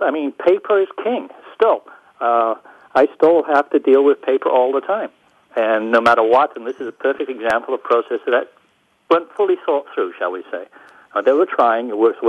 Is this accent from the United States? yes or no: no; United Kingdom; being a Brit